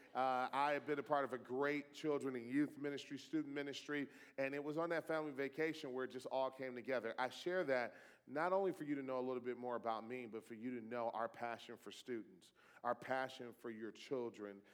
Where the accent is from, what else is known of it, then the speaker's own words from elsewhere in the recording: Detroit, Michigan, United States; You know, I grew up in Detroit. My father was a Detroit public school teacher for 27 years. I, I was uh, born in that city